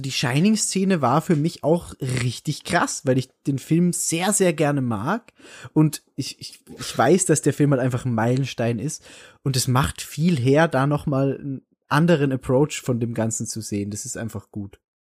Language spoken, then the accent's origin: German; Salzburg, Austria; bei, bei uns in Salzburg